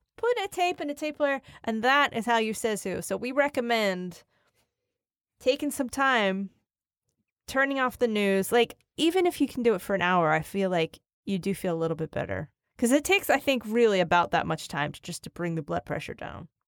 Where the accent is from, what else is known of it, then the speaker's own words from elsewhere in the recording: Philadelphia, Pennsylvania, United States; now in New York, United States; I live in New York, but I come from, you know, I come from Northeast Philadelphia